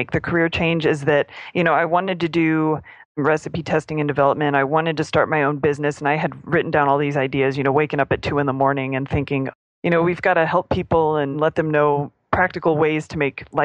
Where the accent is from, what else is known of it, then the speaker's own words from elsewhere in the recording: Springfield, Missouri, United States; moved away as an adult; now in Austin, United States; I was in my hometown with my family